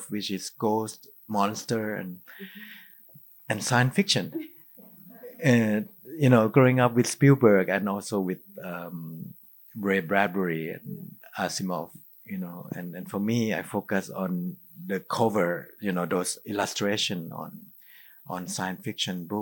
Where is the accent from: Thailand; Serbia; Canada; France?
Thailand; growing up in Thailand, you know, we have belief in spirit